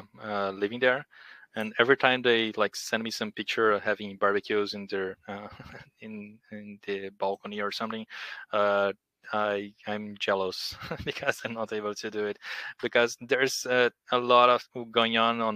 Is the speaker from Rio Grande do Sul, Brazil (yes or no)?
yes; Porto Alegre, Rio Grande do Sul, Brazil; born there; English is a second language; also born or lived in Brasilia / Rio de Janeiro; now in Curitiba, Brazil; I was born in Porto Alegre. I live in Curitiba now. I've lived in Brasilia, Rio de Janeiro, but currently in Curitiba.